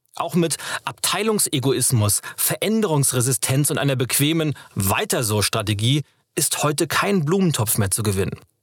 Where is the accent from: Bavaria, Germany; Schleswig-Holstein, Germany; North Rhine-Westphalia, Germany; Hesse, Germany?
Schleswig-Holstein, Germany; now in Berlin, Germany; Ich bin in Schleswig-Holstein geboren, dem Land zwischen Nord- und Ostsee.